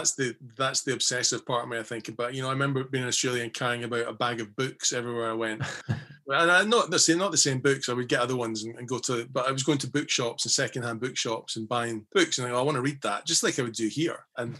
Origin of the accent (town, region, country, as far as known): Scotland, United Kingdom